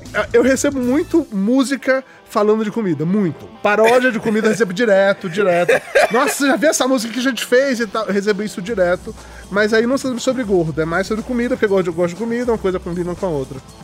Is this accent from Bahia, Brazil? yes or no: yes; Amargosa, Bahia, Brazil; moved away as an adult; also born or lived in Salvador; now in São Paulo, Brazil; eu sou de uma cidade do interior da Bahia. Quando me mudei para Salvador para estudar